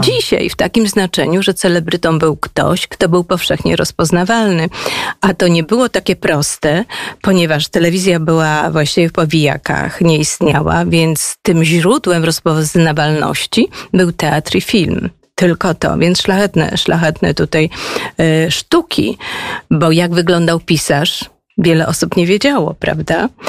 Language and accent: Polish; Wrocław, Lower Silesian Voivodeship, Poland; moved away as an adult; Ja jestem w ogóle wrocławianką